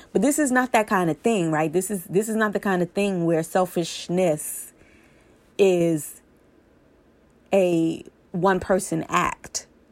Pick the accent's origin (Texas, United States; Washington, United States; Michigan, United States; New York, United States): New York, United States; New York City; born or raised there